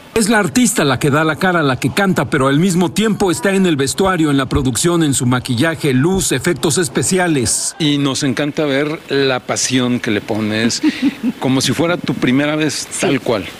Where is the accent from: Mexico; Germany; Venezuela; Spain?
Mexico; como los mexicanos hacemos